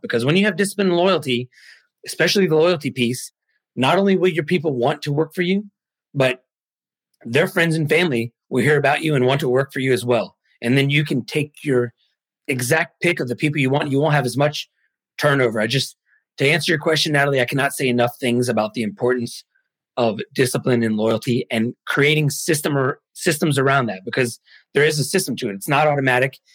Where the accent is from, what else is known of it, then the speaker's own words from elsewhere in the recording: United States; also born or lived in Mexico; I'm American. However, I was actually born in Mexico and I was adopted by Americans